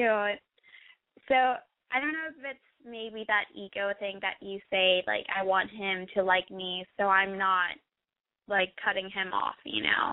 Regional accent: Austin, Texas, United States; I'm from Texas, and I'm 19

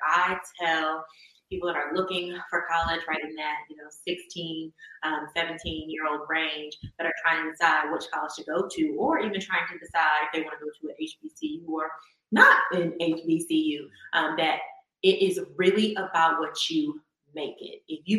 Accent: Northeast Ohio, United States; I'm from the Northeast Ohio area.

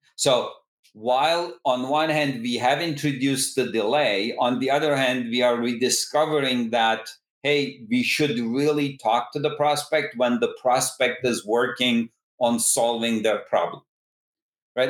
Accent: Istanbul, Turkey; moved away as an adult; also born or lived in Massachusetts, United States / Berkeley, California, United States; originally, I come from Istanbul, Turkey.

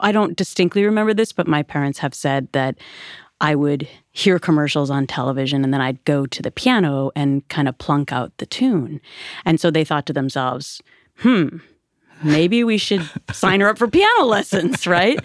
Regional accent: Minnesota, United States; moved away; I grew up on the Mississippi River in Minnesota.

